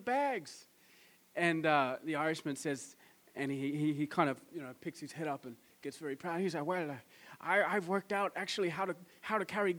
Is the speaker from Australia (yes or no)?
yes; Australia; I'm from Australia